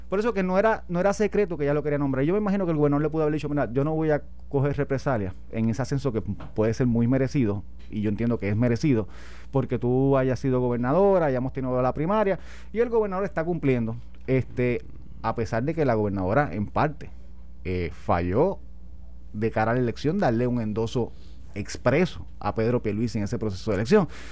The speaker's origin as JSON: {"language": "Spanish", "country": "Puerto Rico"}